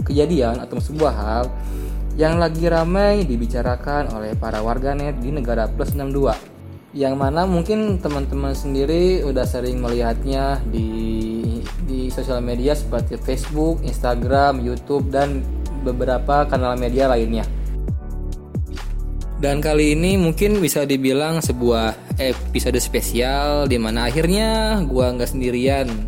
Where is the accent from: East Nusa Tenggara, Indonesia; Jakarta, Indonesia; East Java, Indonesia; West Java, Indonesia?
West Java, Indonesia; kita sebagai orang Sunda tapi nggak diajak ya